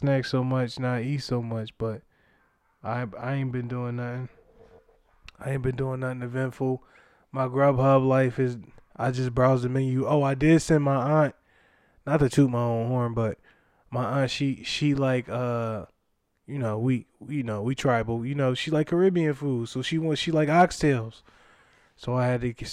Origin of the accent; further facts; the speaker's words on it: Philadelphia, Pennsylvania, United States; I'm from Philly